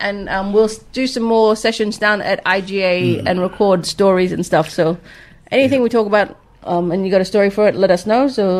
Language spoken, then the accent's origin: English; Wangki, Western Australia, Australia; The eastern people. I am eastern from I'm from Wangki in the morning.